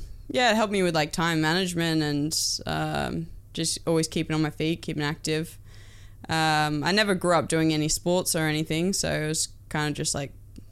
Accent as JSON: {"language": "English", "town": "Port Macquarie", "region": "New South Wales", "country": "Australia", "tie": "born or raised there", "said": "Port Macquarie, down New South Wales. Yeah, okay. Beautiful little town."}